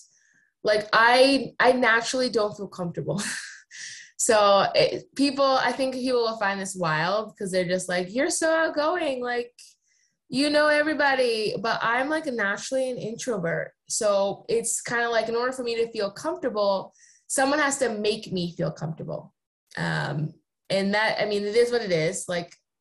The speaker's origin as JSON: {"language": "English", "region": "East Coast", "country": "United States", "tie": "born or raised there", "moved": "as an adult", "lives_now": "Seattle, United States", "said": "I'm also like born and raised on the East Coast. My parents are from New York"}